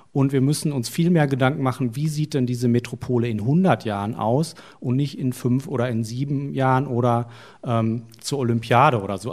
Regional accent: Essen, North Rhine-Westphalia, Germany; also born or lived in Munich; ich komme aus Essen, wo ist das? Im Ruhrgebiet

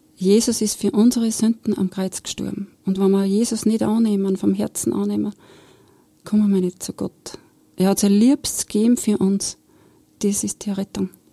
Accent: Steyr, Upper Austria, Austria; also born or lived in Bad Hall; nach Steyr zurück in meine Heimat

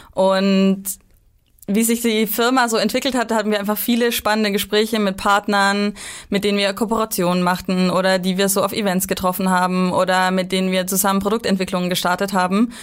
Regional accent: Bavaria, Germany; moved away; ich bin aus Bayern, deswegen habe ich eine, eine ziemlich weite ähm, Heimreise

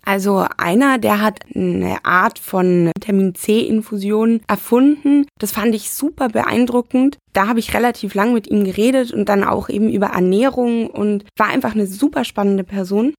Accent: Bavaria, Germany; moved away as an adult; now in Düsseldorf, Germany; Ich komme ursprünglich aus Bayern. Ich bin damals auf dem Land groß geworden

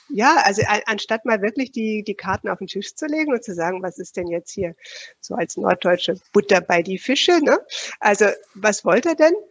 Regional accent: Switzerland; dass bei uns in der Schweiz, ich könnte jetzt gar nicht mal sagen, dass wir irgendwo diesen Schwerpunkt Vertrieb in dem, im Bachelorstudium zum Beispiel haben.

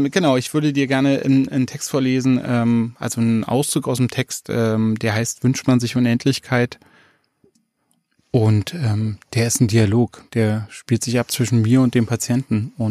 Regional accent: Leipzig, Saxony, Germany; Oh, schon wieder, schon wieder eine Spezialität aus meiner Heimatstadt Leipzig.

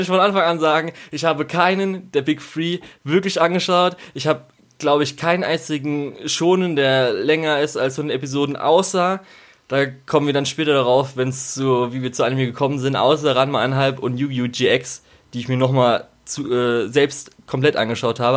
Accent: Germany; wir sind in Deutschland aufgewachsen

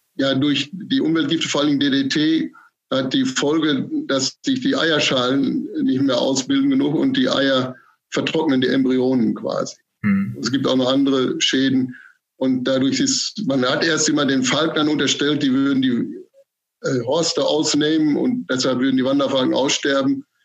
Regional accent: North Rhine-Westphalia, Germany; moved away as an adult; also born or lived in Munich / Stade / Göttingen; now in Mecklenburg-Vorpommern, Germany; Gebürtig bin ich Westfale. Das hört man vielleicht auch so ein bisschen.

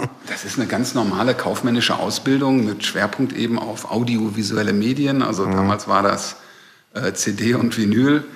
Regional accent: Recklinghausen, North Rhine-Westphalia, Germany; moved away as an adult; also born or lived in Bochum; now in Berlin, Germany; Da geboren und da habe ich auch sehr viele Jahre bis zum Studium gelebt

